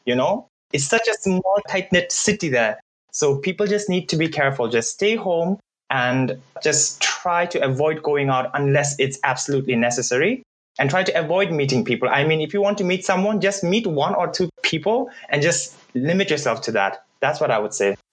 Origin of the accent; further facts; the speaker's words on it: Bhutan; English is a second language; moved away as an adult; now in Germany; for a lot of Bhutanese, if you put our mind to it, I think it's a lot easier for us because we already grew up in this um, multicultural, multilingual environment